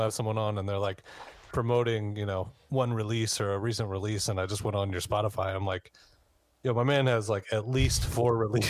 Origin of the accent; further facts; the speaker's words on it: Maryland, United States; I was from Maryland, not Virginia.